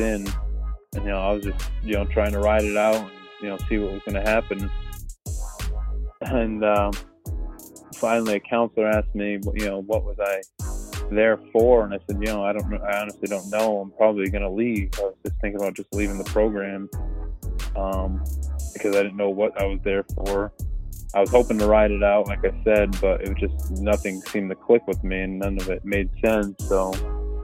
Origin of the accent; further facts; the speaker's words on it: Northeast Pennsylvania, United States; I'm from Pennsylvania, so I'm from Northeast Pennsylvania